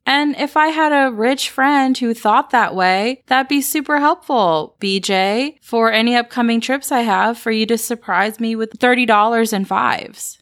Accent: Atlanta, Georgia, United States; growing up in the South, there was such society built around which church you went to. At least that was the culture in Atlanta where I grew up

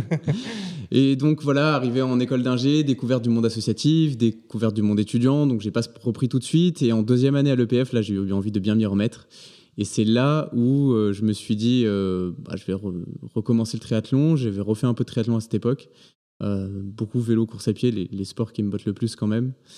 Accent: Provence-Alpes-Côte d'Azur, France; moved away as an adult; also born or lived in Paris region / Angers; moi je suis originaire d'un petit village entre Aix et Marseille

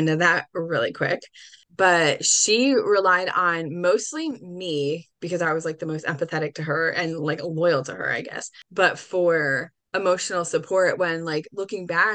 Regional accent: New Jersey, United States; I'm from New Jersey

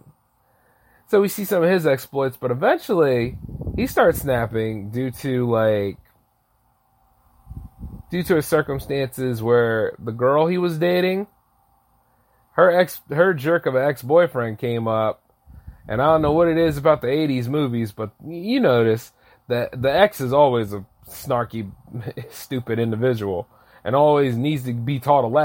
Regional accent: United States; I'm an American and I own a business

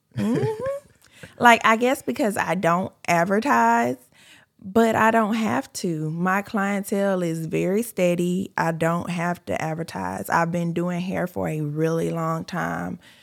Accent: California, United States; moved away as an adult; I'm from California. I'm originally from California

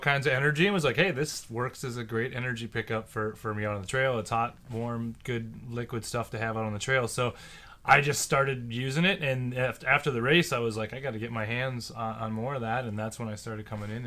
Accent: Minnesota, United States; moved away as an adult; also born or lived in Fairbanks, Alaska; now in Alaska, United States; I'm originally from Minnesota

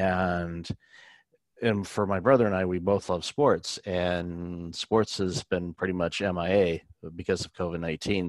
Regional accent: Detroit, Michigan, United States; I grew up in Detroit

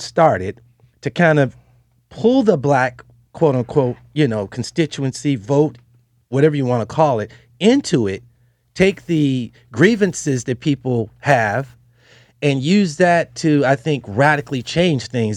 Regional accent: Detroit, Michigan, United States; I'm from Detroit

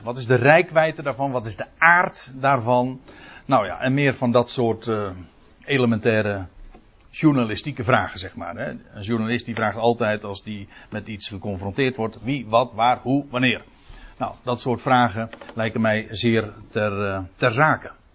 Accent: Netherlands; we als Nederlanders

